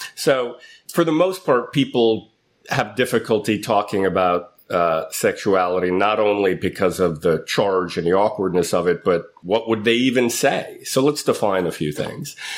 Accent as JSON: {"language": "English", "town": "New York City", "region": "New York", "country": "United States", "tie": "born or raised there", "moved": "as an adult", "lives_now": "San Francisco, United States", "said": "I grew up in Manhattan in New York City"}